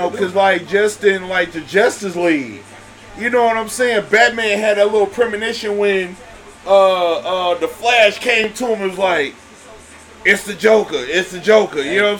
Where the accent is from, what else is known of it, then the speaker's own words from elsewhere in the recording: Chicago, Illinois, United States; also born or lived in Detroit; I'm born and raised in Chicago. 79th to King. Don't get it twisted. Uh-huh. I moved to Detroit. No folk. I moved back in 2016. Back to the hood.